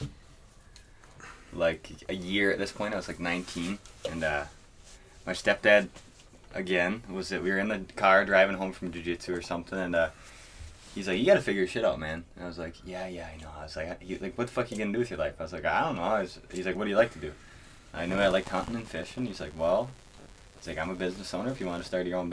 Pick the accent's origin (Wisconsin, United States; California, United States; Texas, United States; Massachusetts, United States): Wisconsin, United States